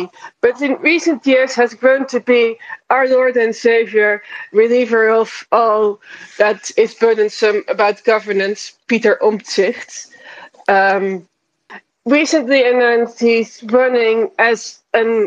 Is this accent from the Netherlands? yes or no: yes; Netherlands; the resident Dutch person